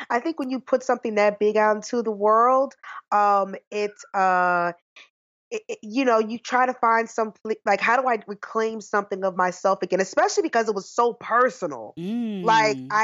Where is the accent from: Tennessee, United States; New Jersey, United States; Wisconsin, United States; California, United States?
New Jersey, United States; moved away as an adult; now in New York City, United States; I'm actually from New Jersey